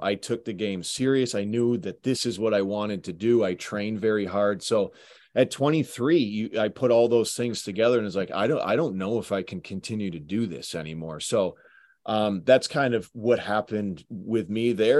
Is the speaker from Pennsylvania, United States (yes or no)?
no; Syracuse, New York, United States; also born or lived in Utica, New York; I grew up playing in Syracuse Odd, the Utica Odd